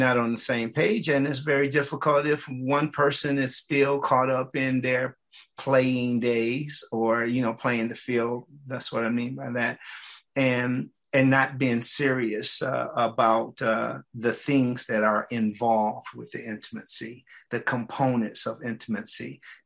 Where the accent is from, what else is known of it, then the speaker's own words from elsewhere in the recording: Detroit, Michigan, United States; I'm from Detroit, Michigan